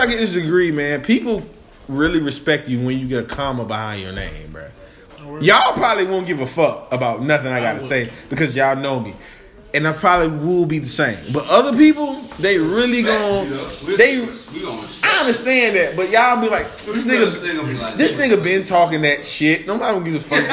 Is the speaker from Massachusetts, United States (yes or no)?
no; Raleigh, North Carolina, United States; I'm from Oak City, North Carolina